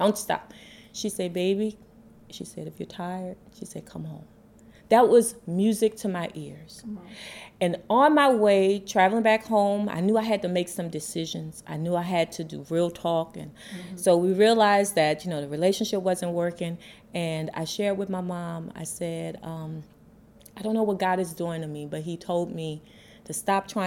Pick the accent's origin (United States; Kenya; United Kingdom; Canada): United States; New Orleans, Louisiana; moved away as an adult; also born or lived in Atlanta; Born and raised in New Orleans